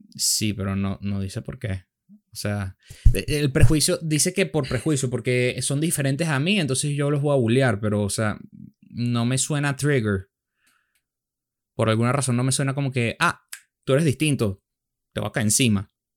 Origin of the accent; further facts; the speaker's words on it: Venezuela; nosotros somos venezolanos